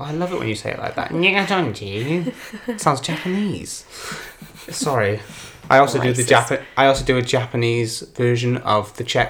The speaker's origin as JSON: {"language": "English", "region": "Wales", "country": "United Kingdom", "said": "now I'm insanely patriotic at the fact that I'm Welsh."}